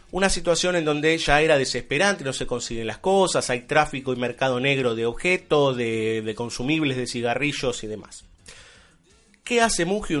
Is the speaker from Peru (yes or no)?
no; Argentina